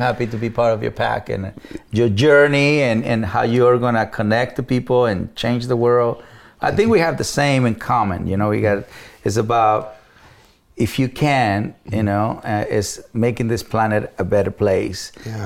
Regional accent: Mexico; English is a second language; moved away as an adult; now in United States; as a Mexican

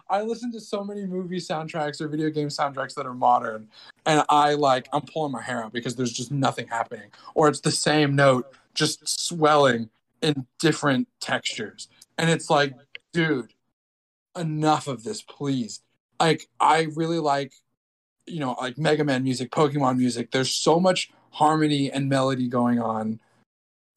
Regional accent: Brazil; I was born in Brazil

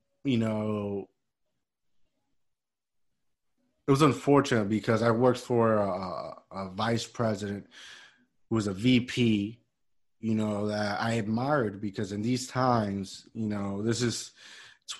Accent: Puerto Rico; moved away; where I grew up in Puerto Rico, they used to hire us, you know, like teenagers

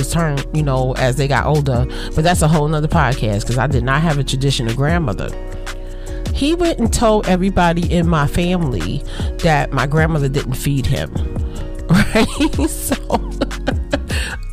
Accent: United States; I'm African American

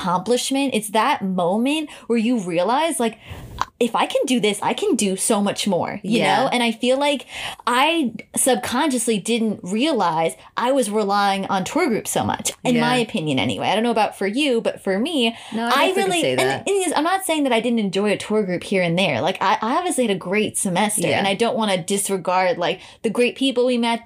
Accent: New York, United States; I'm a New Yorker

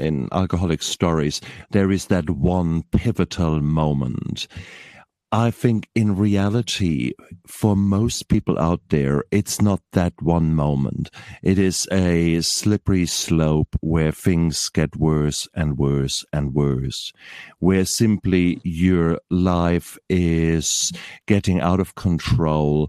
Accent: Germany; now in New Zealand; I'm originally from Germany, and I'm an anaesthetist.

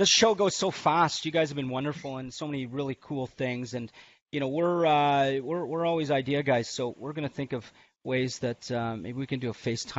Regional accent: Canada; I'm Canadian.

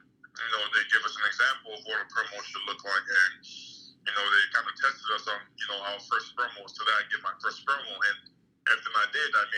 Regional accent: Nigeria; now in United States; I'm a Nigerian who's also very cultured too in the Western world as well

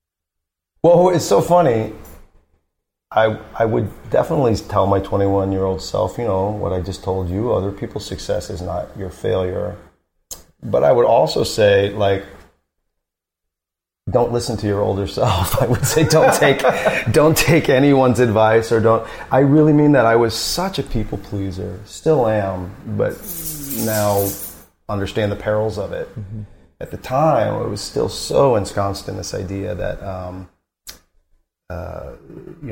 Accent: rural Missouri, United States; moved away as an adult; also born or lived in St. Louis, Missouri; So I was raised in St. Louis. And then when I was 7, my dad bought a big dilapidated farm, even more rural, like an hour and 40 minutes from St. Louis

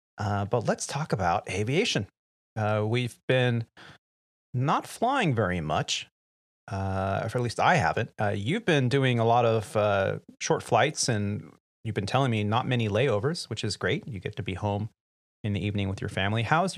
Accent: California, United States; Yeah, sorry. We're from California. So, 62 degrees, and my family's all wearing hoodies and beanies.

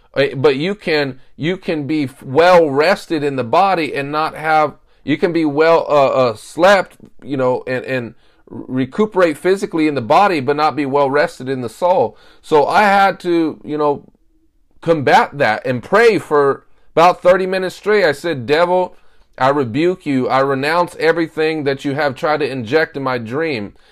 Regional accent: United States; I'm an American

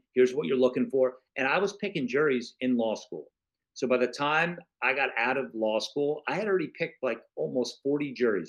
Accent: Florida, United States; also born or lived in New York; I was born in New York. We moved to Florida. I went back to New York because I wanted to write.

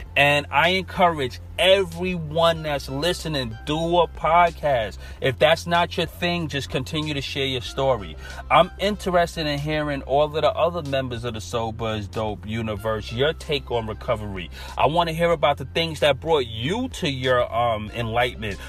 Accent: New York City, New York, United States; accent: New York; naturally I'm from Brooklyn and we all say earth

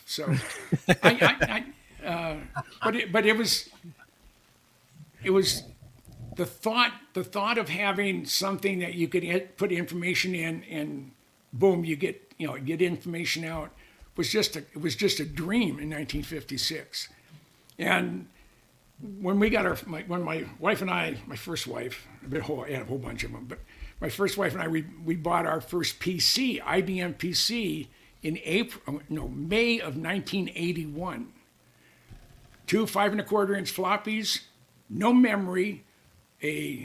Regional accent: Mountain View, California, United States; I grew up in the Mountain View, Los Altos area, the Bay Area

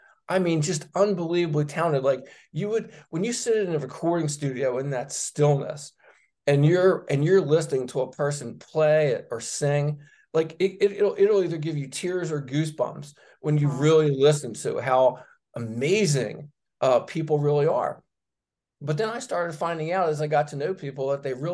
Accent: Philadelphia, Pennsylvania, United States; growing up in Northeast Philadelphia

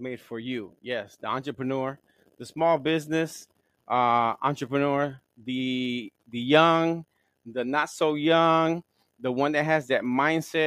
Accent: Gary, Indiana, United States; I'm from Gary, Indiana.

